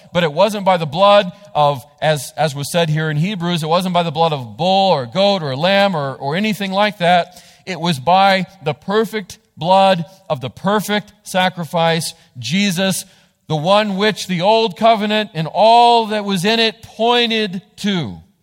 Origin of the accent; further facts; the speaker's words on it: United States; the rights we have as American citizens